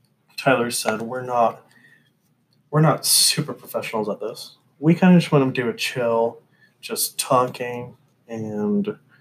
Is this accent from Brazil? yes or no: yes; Brazil; born there; I lived in Argentina for 2 years, and I was born in Brazil too.